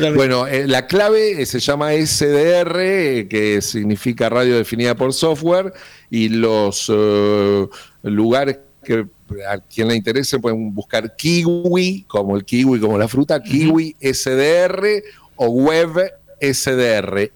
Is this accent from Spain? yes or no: no; Argentina